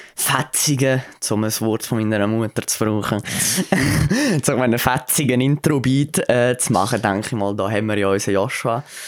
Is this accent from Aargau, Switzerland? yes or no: yes; Aargau, Switzerland; da bei uns im Aargau